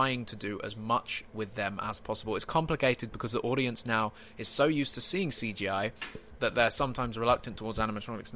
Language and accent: English; United Kingdom; I'm British